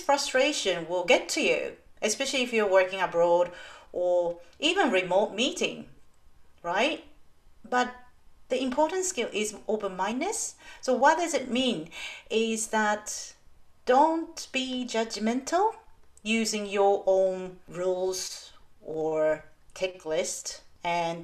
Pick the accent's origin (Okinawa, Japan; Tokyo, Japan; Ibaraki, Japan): Tokyo, Japan; English is a second language; moved away as an adult; also born or lived in Taiwan / Thailand / United States / London, United Kingdom; now in Brisbane, Australia; I am originally from Tokyo, Japan.